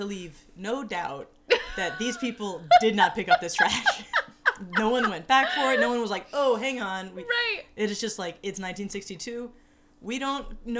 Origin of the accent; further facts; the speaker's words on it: Alabama, United States; I'm from Alabama.